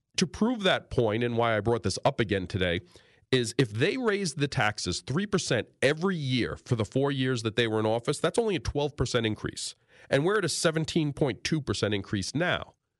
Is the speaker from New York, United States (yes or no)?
yes; New York City, New York, United States; moved away as an adult; also born or lived in eastern Long Island; now in Northeast Pennsylvania, United States; growing up in New York City, living in the city my entire life